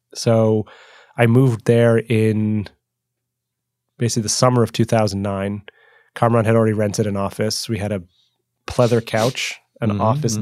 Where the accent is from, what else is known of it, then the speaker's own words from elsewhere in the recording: New York, United States; moved away as an adult; also born or lived in England / Iraq; I was from New York